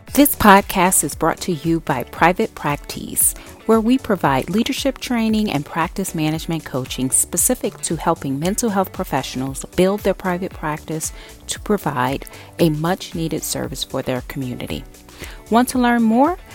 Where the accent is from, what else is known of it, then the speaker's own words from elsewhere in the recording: New Jersey, United States; I'm from Jersey